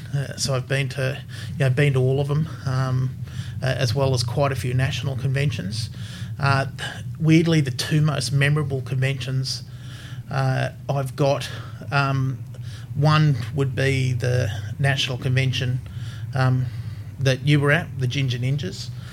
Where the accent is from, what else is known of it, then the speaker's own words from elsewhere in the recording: Brisbane, Queensland, Australia; I, I grew up here in Brisbane, uh, over in Newmarket